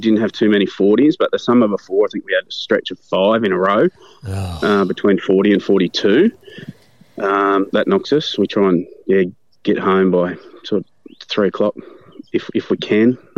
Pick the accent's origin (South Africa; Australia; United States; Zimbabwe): Australia; Denny; also born or lived in Brisbane; born and bred in Denny. All my school in Denny